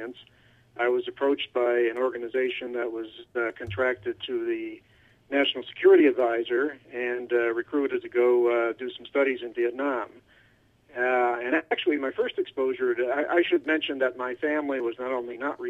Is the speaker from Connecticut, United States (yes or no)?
no; Cleveland, Ohio, United States; also born or lived in Toronto / New York / Miami; now in Seattle, United States; I was born in Toronto, grew up in Cleveland, and went to school in New York, and lived in Miami for too long, and now I'm out in Seattle